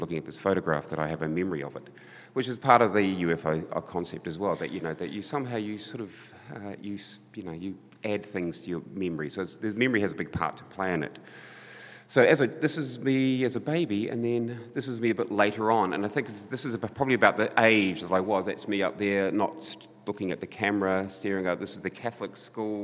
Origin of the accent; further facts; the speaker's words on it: Christchurch, Canterbury, New Zealand; my hometown Christchurch